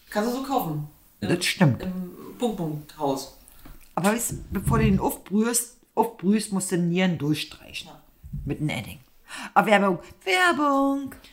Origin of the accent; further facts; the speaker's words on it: East Germany, Germany; Wir kommen aus dem Osten, du kannst ruhig eine Maultrommel sagen.